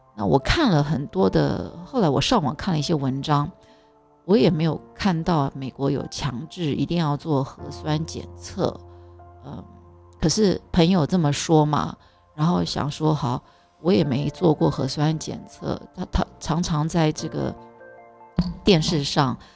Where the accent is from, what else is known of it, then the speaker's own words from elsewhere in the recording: Taiwan; 我们台湾人的教育，我自己的教育背景也是